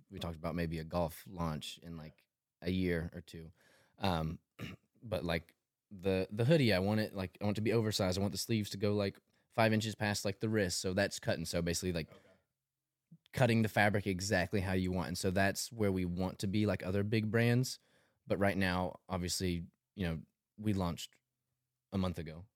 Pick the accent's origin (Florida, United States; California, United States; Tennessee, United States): Tennessee, United States; Tullahoma; moved away as an adult; also born or lived in Murfreesboro, Tennessee; now in Nashville, United States; 26 from Tullahoma, Tennessee. It's about an hour and a half south of Nashville. Um, yeah, so grew up there